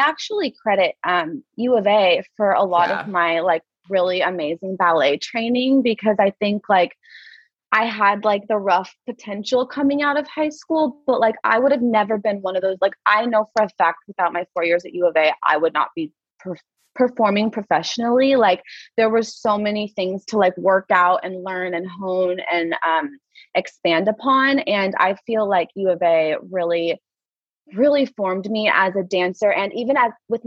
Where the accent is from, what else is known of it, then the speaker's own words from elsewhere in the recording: Prairie Village, Kansas, United States; I grew up in Prairie Village